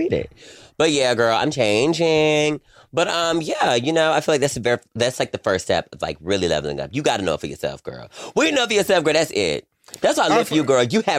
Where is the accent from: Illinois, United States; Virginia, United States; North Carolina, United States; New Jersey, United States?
North Carolina, United States; moved away; me being in North Carolina